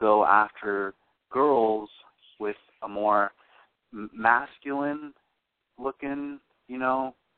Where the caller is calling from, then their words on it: Florida, United States; Oh, I'm calling from Florida.